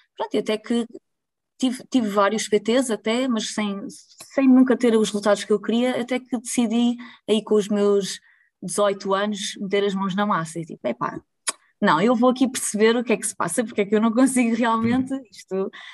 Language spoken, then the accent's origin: Portuguese; Lisbon, Portugal; moved away as an adult; now in Pombal, Portugal; eu sou de Lisboa